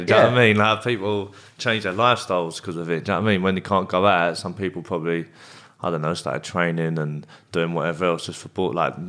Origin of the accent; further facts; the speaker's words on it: Bexley, London, United Kingdom; I'm from Bexley. I am. Okay. I'm from Bexley, but like, yeah, no, I don't really have no. There's no gangs in that, really.